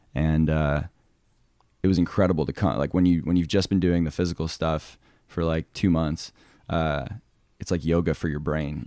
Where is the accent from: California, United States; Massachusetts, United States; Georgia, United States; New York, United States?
Massachusetts, United States; outside of Boston; moved away as an adult; also born or lived in England; now in Alaska, United States; I grew up in England and then outside of Boston